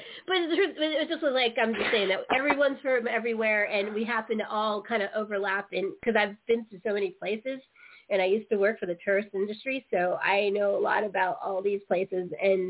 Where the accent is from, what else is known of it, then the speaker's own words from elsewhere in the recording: San Francisco Bay Area, California, United States; also born or lived in Denver / Aurora / Blairstown; now in Maryland, United States; I lived outside in Aurora, but I'm originally from the San Francisco Bay Area, and I'm in Maryland now.